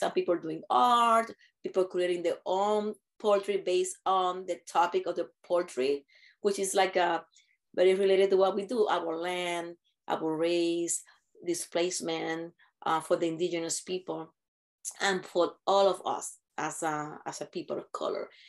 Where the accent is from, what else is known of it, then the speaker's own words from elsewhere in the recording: Puerto Rico; moved away; I'm from Puerto Rico